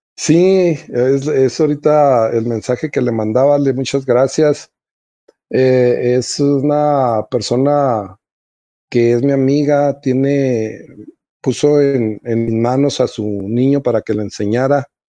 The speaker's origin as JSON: {"language": "Spanish", "town": "Nuevo Casas Grandes", "region": "Chihuahua", "country": "Mexico", "also_born_or_lived": "Ciudad Juárez", "said": "aquí en, en mi tierra"}